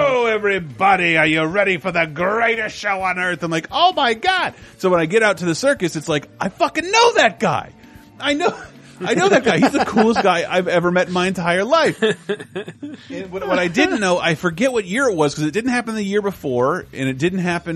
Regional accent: Florida, United States; I was born and raised in Florida

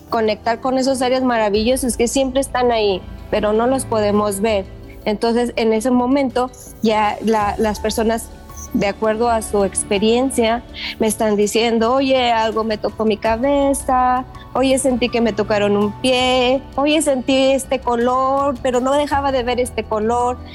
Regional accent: Mexico; now in Las Vegas, United States; porque yo me vengo a Las Vegas de México y y no había en realidad muchos lugares

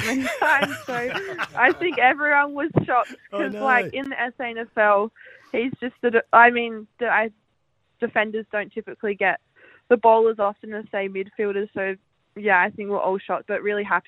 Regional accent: Adelaide, South Australia, Australia; it's my hometown

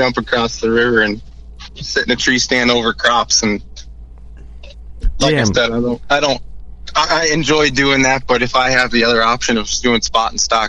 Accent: South Dakota, United States; I was.

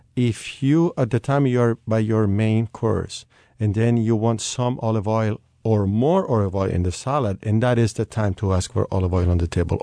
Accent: Sicily, Italy; moved away; as I'm coming from Sicily, we grew up in, in all the world, basically

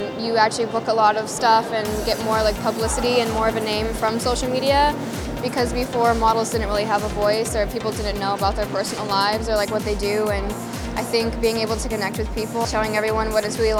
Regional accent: Colorado, United States; I'm from Colorado

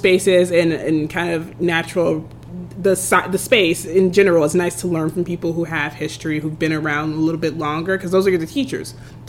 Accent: Atlanta, Georgia, United States; now in Celebration, United States; because I'm from Atlanta, the metro area, but Georgia is still so different because it's so closer to the mountains, and it's a lot less touched land where I grew up in the city, and I'm very much a city person.

